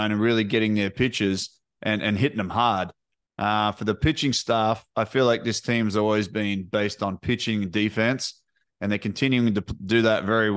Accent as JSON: {"language": "English", "region": "New South Wales", "country": "Australia", "moved": "yes", "said": "we're from New South Wales"}